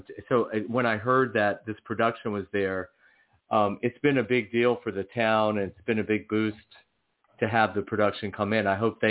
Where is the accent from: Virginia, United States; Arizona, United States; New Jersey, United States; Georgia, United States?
Georgia, United States; accent: Southern; moved away; also born or lived in Los Angeles; I'm from Georgia